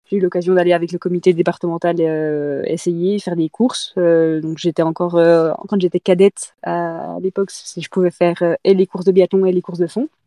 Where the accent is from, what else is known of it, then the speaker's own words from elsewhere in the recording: Doubs, Bourgogne-Franche-Comté, France; pas jurassienne, Doubliste.